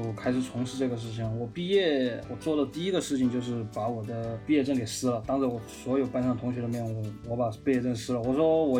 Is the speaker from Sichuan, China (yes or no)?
yes; Chengdu, Sichuan, China; 嗯，大家好，我是来自成都的